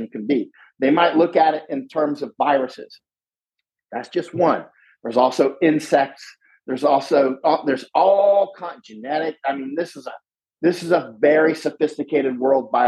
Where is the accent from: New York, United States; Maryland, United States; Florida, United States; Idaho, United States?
Florida, United States; now in Netherlands; I grew up in Florida. So I grew up around groves